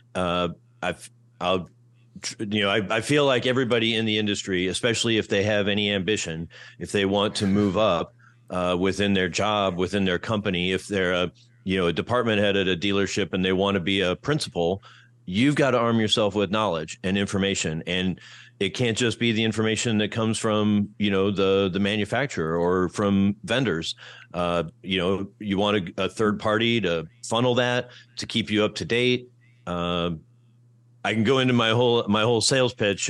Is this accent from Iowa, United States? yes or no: yes; Iowa City, Iowa, United States; moved away as an adult; also born or lived in Kentucky / Detroit; my hometown, Iowa City, Iowa